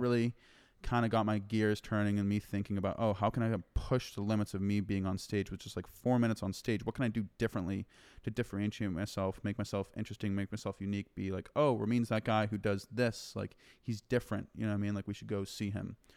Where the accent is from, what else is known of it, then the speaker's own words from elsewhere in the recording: Massachusetts, United States; moved away as an adult; also born or lived in Denver, Colorado; now in Austin, United States; I, I grew up and was born and raised in Massachusetts